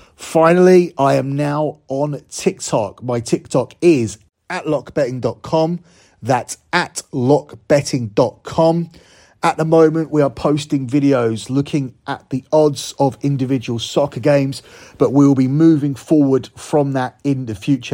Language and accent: English; United Kingdom; as a Brit